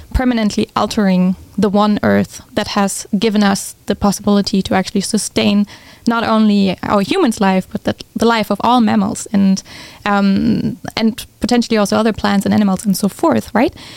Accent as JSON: {"language": "English", "country": "Germany", "tie": "born or raised there", "also_born_or_lived": "California", "moved": "as an adult", "said": "I'm originally from Germany, which many people um, have a hard time to believe, but I grew up there."}